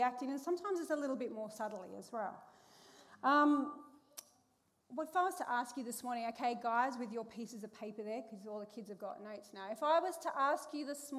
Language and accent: English; Perth, Western Australia, Australia; growing up, I grew up in Perth